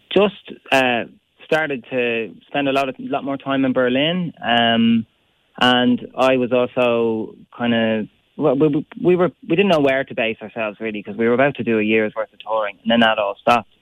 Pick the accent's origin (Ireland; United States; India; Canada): Ireland; we have so much good music in our country